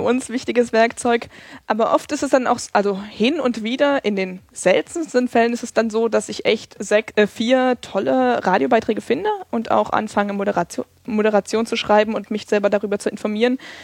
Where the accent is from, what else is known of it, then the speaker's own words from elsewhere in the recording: Erfurt, Thuringia, Germany; now in Freiburg, Germany; ich komme aus, eigentlich aus Erfurt